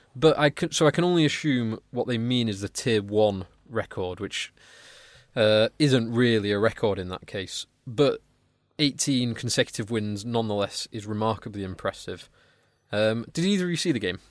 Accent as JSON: {"language": "English", "region": "England", "country": "United Kingdom", "said": "I'm English"}